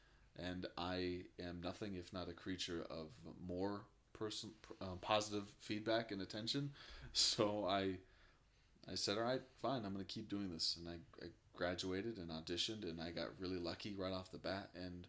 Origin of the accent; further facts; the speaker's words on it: Denver, Colorado, United States; also born or lived in Sacramento / Michigan; I was born in Denver, moved to Sacramento, California, from Michigan, did a lot of bouncing around as a young kid. Then we came back to Denver